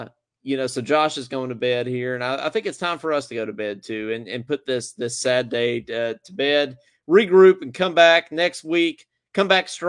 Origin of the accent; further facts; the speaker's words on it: Frankfort, Kentucky, United States; moved away as an adult; now in Baton Rouge, United States; I'm a graduate student at Baton Rouge, but I did my undergrad at UK. I'm from Frankfort, Kentucky originally, but living down here in Baton Rouge now